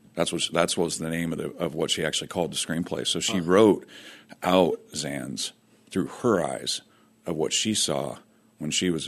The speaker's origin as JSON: {"language": "English", "town": "Fresno", "region": "California", "country": "United States", "tie": "born or raised there", "said": "I grew up in Fresno, California."}